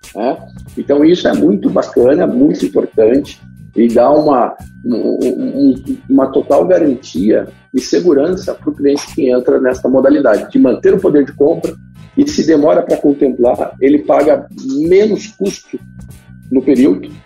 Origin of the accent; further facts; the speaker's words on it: Curitiba, Paraná, Brazil; eu sou de Curitiba